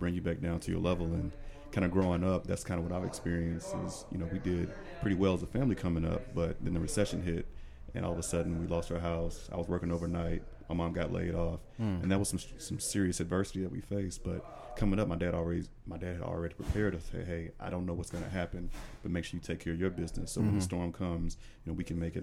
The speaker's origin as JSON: {"language": "English", "town": "Grenada", "region": "Mississippi", "country": "United States", "tie": "born or raised there", "also_born_or_lived": "Atlanta", "moved": "yes", "said": "I'm actually from Mississippi"}